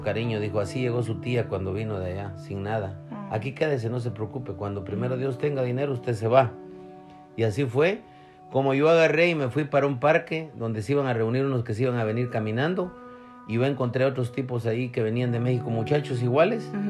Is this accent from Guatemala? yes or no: yes; Guatemala; moved away as an adult; me volví a regresar para Guatemala